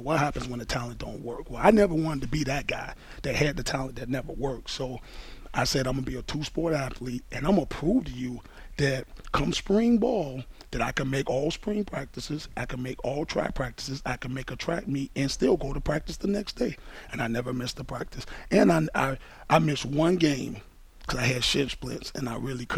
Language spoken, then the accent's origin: English; Miami, Florida, United States; growing up in Miami